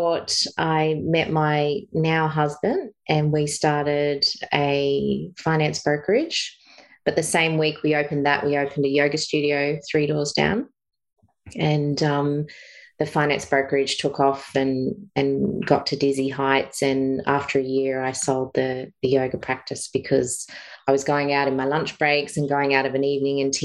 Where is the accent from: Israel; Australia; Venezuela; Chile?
Australia; Bathurst, New South Wales; moved away as an adult; now in Sunshine Coast, Australia; I grew up in Bathurst, so country town, but lived in suburbia.